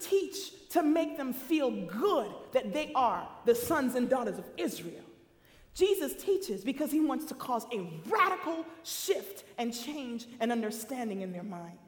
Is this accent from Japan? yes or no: no; Jamaica; also born or lived in Queens, New York, United States / Michigan, United States; now in United States; I come from the island of Jamaica. So for me, mission field was United States